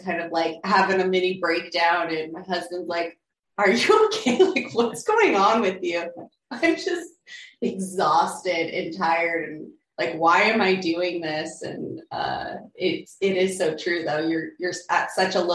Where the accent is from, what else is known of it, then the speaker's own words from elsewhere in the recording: Alaska, United States; moved away as an adult; also born or lived in Hawaii; I grew up in Alaska. So, 19 years there I spent, growing up there